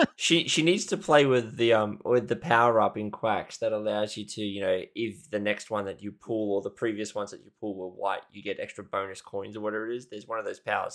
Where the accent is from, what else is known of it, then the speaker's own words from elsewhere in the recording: Australia; I'm Australian